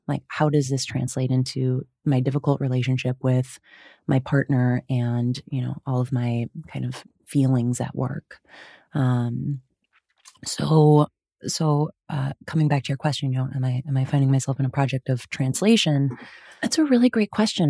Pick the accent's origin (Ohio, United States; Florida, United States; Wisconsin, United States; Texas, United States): Wisconsin, United States; I grew up in Wisconsin. Uh, you'll hear the hard vowels